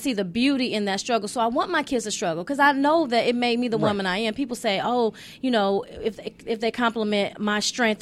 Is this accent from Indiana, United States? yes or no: yes; Gary, Indiana, United States; moved away as an adult; I was raised in Gary